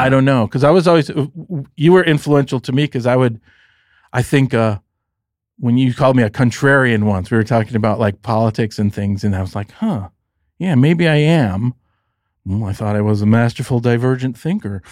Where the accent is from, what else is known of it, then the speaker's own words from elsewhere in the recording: Detroit, Michigan, United States; moved away; I grew up very middle class, and in Detroit, there's a demarcation line